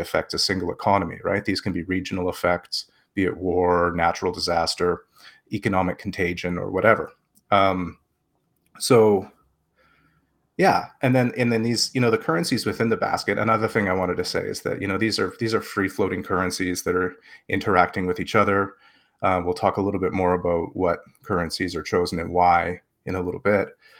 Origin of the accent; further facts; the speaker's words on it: Canada; I'm Canadian. I use the Canadian dollar